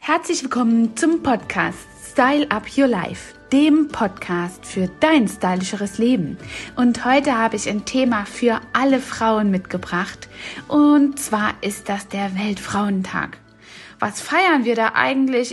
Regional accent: East Germany, Germany; ich bin selbst ja in Ostdeutschland aufgewachsen

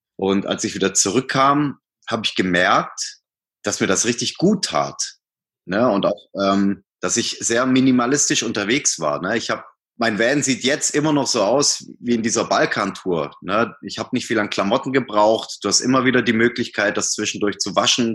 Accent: Swabian Jura, Baden-Württemberg, Germany; moved away as an adult; also born or lived in Hamburg; now in Munich, Germany; bin auf der Schwäbischen Alb geboren, südlich von Stuttgart, war dort eigentlich äh, so die meiste Zeit meines Lebens

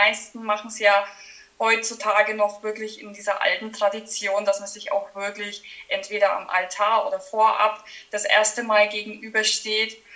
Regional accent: Schlüsselfeld, Bavaria, Germany; accent: Franconian; Ich, man hört es wahrscheinlich an meinem Dialekt. Ich komme aus dem schönen Franken, äh, genauer gesagt aus Schlüsselfeld.

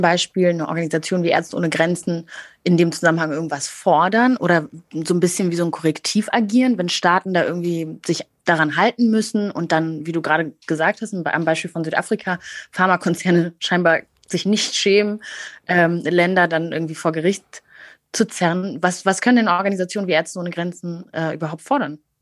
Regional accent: Germany; als Deutsche

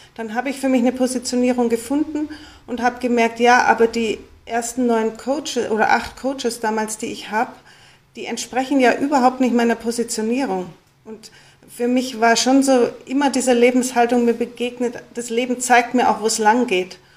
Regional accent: Munich, Bavaria, Germany; ich bin eben in München aufgewachsen

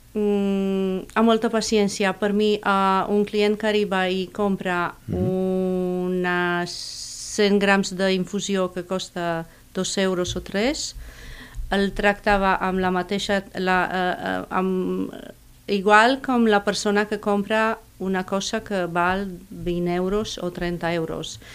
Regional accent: Romania; Catalan is a second language; moved away as an adult; also born or lived in Catalonia; now in Reus, Spain; Soc nouvinguda, soc d'origen romanès.

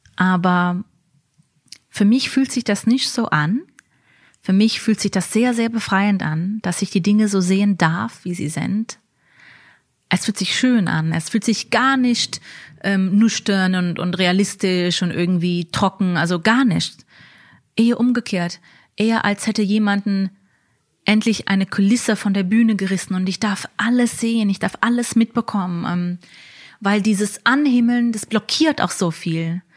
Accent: New York, United States; moved away as an adult; now in Berlin, Germany; Ich bin in Amerika geboren, ähm, in New York, in einem Stadtteil von Brooklyn, wo die Satmara chassidische Gemeinde ähm, besiedelt ist

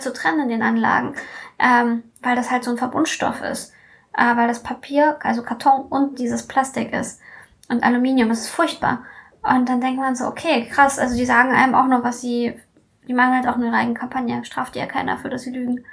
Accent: Hanover, Lower Saxony, Germany; moved away as an adult; also born or lived in Russia; now in Berlin, Germany; Ich komme ursprünglich aus Hannover. Mhm. Also ursprünglich komme ich aus Russland, aber meine Eltern wohnen auch in Hannover

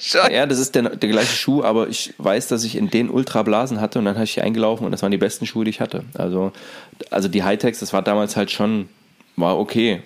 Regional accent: East Germany, Germany; in der DDR

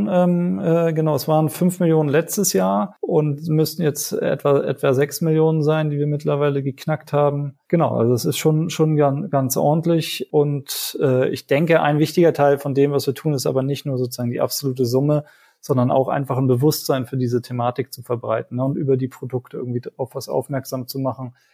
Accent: Sri Lanka; now in Germany; ich bin ja selber in Sri Lanka zur Schule gegangen

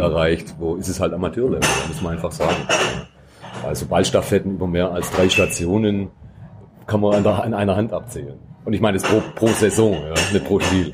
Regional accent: near Metzingen/Reutlingen, outside Stuttgart, Baden-Württemberg, Germany; Ich komme auch nicht direkt aus Stuttgart, sondern ich aus dem Umland Richtung Metzingen, Reutlingen bin ich aufgewachsen.

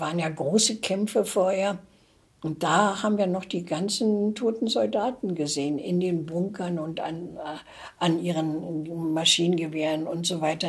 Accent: East Germany, Germany; moved away as an adult; Deutschland war geteilt, ich lebte im Ostteil. Dann kam der Mauerbau, war ich auch im Osten, dann mhm. bin ich in mhm. den Westen geflohen

